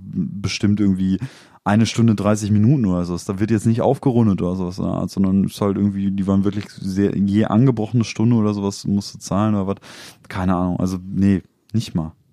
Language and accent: German; small village near Dortmund, North Rhine-Westphalia, Germany; wir kommen aus dem Kaff, Nähe ja. Dortmund